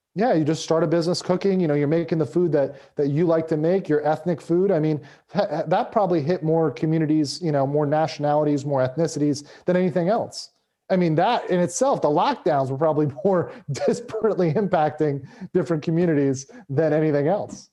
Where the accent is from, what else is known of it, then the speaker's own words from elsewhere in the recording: United States; as an American living in the U S